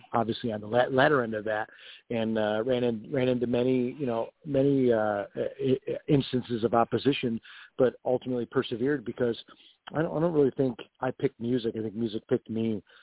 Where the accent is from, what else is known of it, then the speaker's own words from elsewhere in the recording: Rochester, New York, United States; now in Nashville, United States; growing up in Rochester, New York